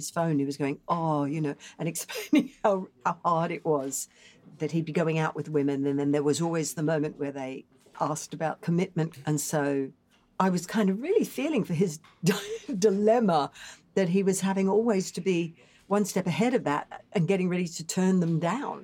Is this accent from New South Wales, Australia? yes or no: no; Brisbane, Queensland, Australia; moved away; also born or lived in London; my hometown of Brisbane, Australia